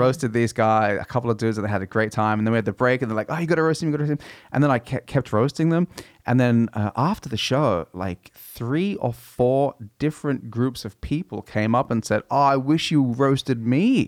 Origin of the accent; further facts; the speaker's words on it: Australia; growing up in Australia